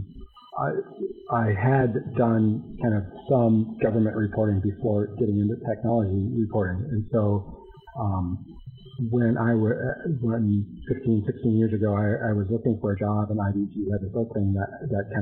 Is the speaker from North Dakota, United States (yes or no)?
yes; North Dakota, United States; moved away; also born or lived in Washington, D.C. / Minnesota; I'm from North Dakota originally